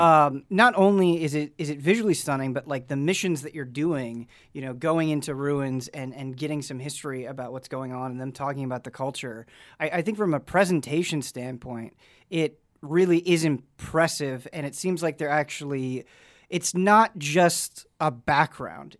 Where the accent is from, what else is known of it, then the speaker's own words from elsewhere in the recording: Midwest, United States; now in Los Angeles area, United States; growing up in the Midwest